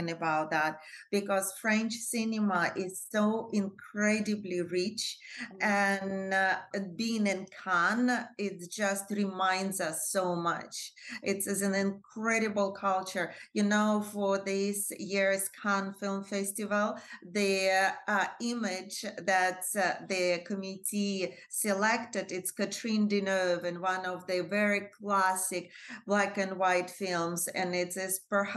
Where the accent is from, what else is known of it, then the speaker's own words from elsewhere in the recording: Russia; moved away as an adult; also born or lived in Moscow, Russia / France; now in United States; I was born in Soviet Union in the suburb of Russia. Not a very happy suburb